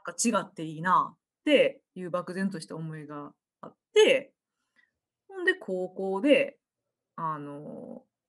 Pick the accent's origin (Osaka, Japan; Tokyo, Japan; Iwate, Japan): Osaka, Japan; accent: Osaka-ben; moved away as an adult; now in Portland, United States; 私は大阪出身なので、えー、これこの後大阪弁にシフトします